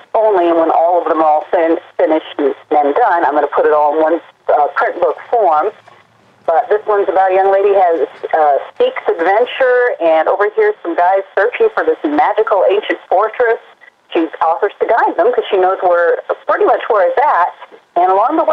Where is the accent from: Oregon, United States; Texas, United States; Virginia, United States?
Oregon, United States; moved away; also born or lived in Carolina; I'm actually originally from Oregon, so I'm a long ways away from what used to be home.